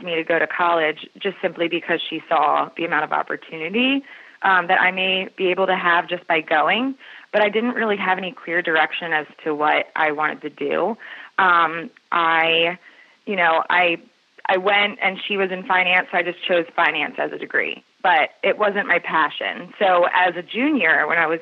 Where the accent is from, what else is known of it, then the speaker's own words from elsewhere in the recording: Maryland, United States; also born or lived in Joppatowne, Maryland / Baltimore County, Maryland; So I grew up, I've always been a Marylander, and my family's actually been in Maryland since the late 1800s.